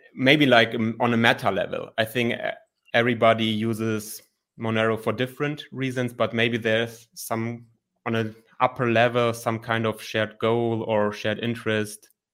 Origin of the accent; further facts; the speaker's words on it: Germany; I'm from Germany, twenty-nine years old, and I'm a licensed psychologist here in Germany